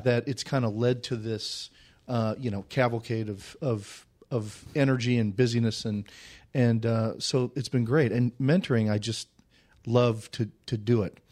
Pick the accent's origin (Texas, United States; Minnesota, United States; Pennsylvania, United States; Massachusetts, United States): Minnesota, United States; Saint Paul; moved away as an adult; also born or lived in Nebraska / Winona / Los Angeles; I'm from Saint Paul. I went to Creighton Durham Hall High School